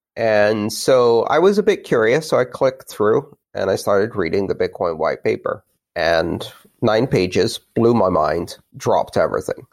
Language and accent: English; Greece; moved away; my childhood of growing up in Greece